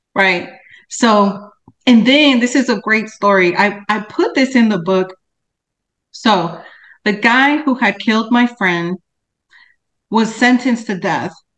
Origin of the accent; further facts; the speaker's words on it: Cicero, Illinois, United States; I grew up in Cicero, West Side, that's in Chicago, which is a suburb of Chicago